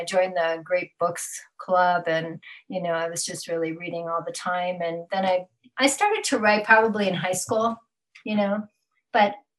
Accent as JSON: {"language": "English", "town": "Chicago", "region": "Illinois", "country": "United States", "tie": "born or raised there", "also_born_or_lived": "Champaign, Illinois / Florida", "moved": "as an adult", "said": "I was born in the Chicago area and grew up and moved to Champaign, Illinois, where I got my ADN degree"}